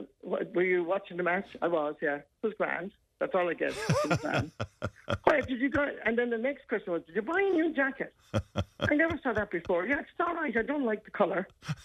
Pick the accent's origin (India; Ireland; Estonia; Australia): Ireland; we're Irish